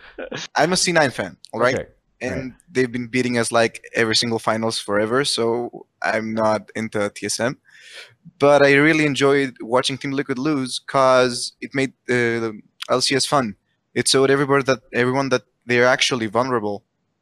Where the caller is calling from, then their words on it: Greece; I'm calling from Greece.